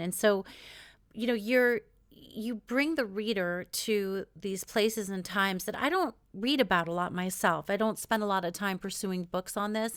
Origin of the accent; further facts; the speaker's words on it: New York, United States; also born or lived in Israel; now in West Coast, United States; I'm from New York originally-ish in Israel and live in, on the West Coast now